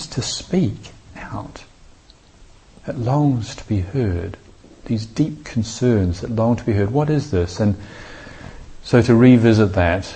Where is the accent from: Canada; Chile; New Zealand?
New Zealand; growing up in New Zealand, I spent a lot of my time on the beach